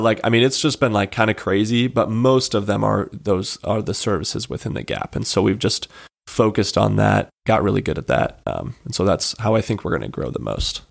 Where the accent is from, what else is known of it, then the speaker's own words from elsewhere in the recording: Monument, Colorado, United States; moved away as an adult; now in Spokane, United States; I'm from Monument, Colorado.